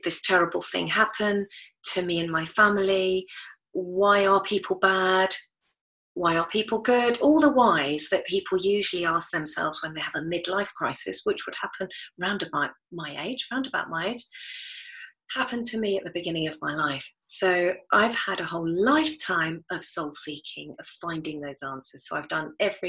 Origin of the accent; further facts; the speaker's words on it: United Kingdom; I was brought up here in the British culture, although I'm not British